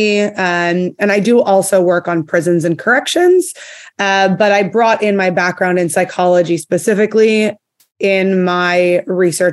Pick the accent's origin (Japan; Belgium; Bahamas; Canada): Canada; Montreal, Quebec; moved away as an adult; now in Texas, United States; I'm actually from Canada. I grew up in Montreal, but I currently live in Texas